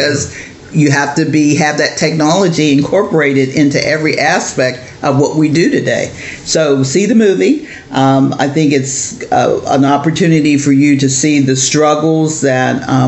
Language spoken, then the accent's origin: English; Pittsburgh, Pennsylvania, United States; we grew up in Pittsburgh.